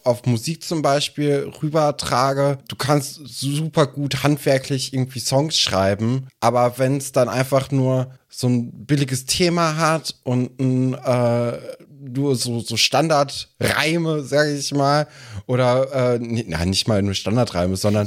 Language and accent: German; Germany; bei uns in Deutschland